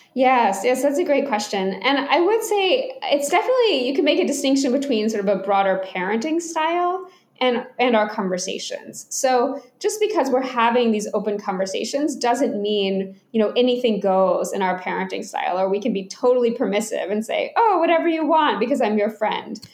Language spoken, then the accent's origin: English; Atlanta, Georgia, United States; I grew up in Atlanta, Georgia